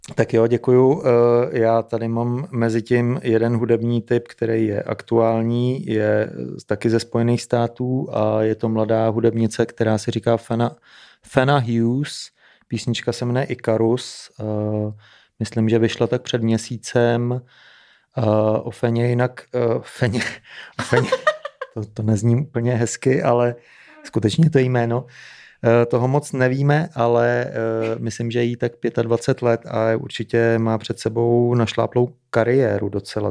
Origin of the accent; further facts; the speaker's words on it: Czechia; I'm from Čekoslovákia